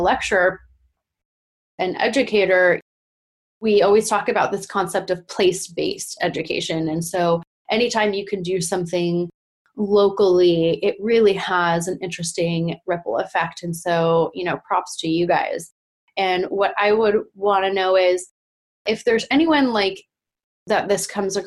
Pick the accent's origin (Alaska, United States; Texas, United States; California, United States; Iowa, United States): California, United States; us being Californian